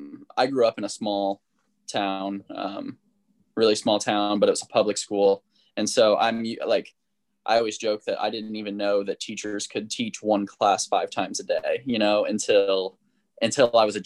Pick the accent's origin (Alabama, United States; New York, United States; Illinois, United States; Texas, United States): Illinois, United States; now in California, United States; I'm from the Midwest. I'm from Illinois.